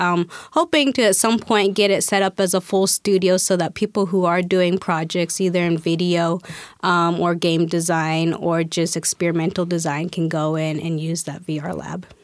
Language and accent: English; Spokane, Washington, United States; also born or lived in Guatemala; I was adopted, um, by family in Spokane, Washington